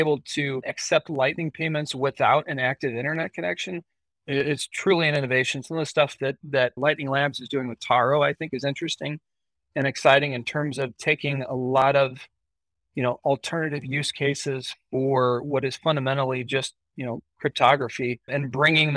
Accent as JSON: {"language": "English", "country": "United States", "said": "as an American"}